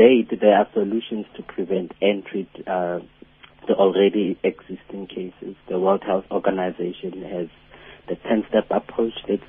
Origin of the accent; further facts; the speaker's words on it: Lichtenburg, North West, South Africa; moved away; also born or lived in KwaZulu-Natal; I'm a 29-year-old and from a small suburban area, Lichtenburg, in the Northwest Province.